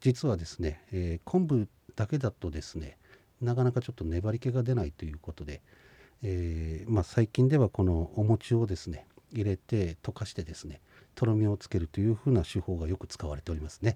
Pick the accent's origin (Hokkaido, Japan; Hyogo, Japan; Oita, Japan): Hokkaido, Japan; Shinhidaka; 私の地元のですね新日高町マウタここの真歌山の